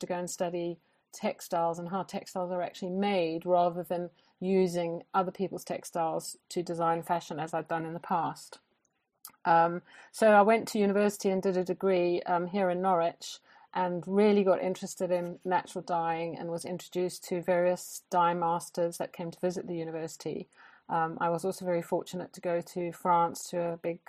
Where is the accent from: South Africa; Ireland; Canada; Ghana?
South Africa; moved away as an adult; now in Norfolk, United Kingdom; I grew up in South Africa